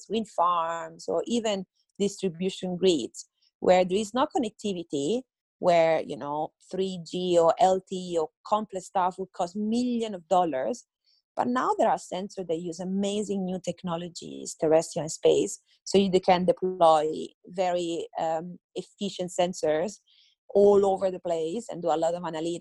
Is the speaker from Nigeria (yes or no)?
no; Italy; now in Adelaide, Australia; I'm Italian.